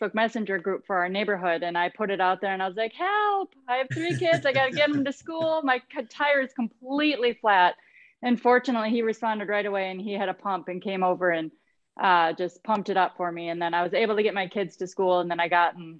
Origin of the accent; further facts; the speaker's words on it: southwest Minnesota, United States; I'm from the southwest part of the state